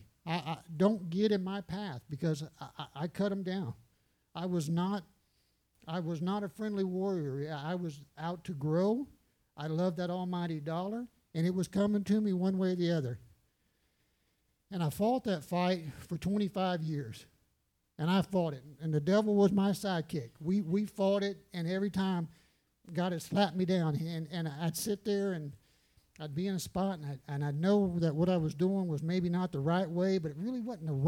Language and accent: English; San Antonio, Texas, United States; moved away; I'm from San Antonio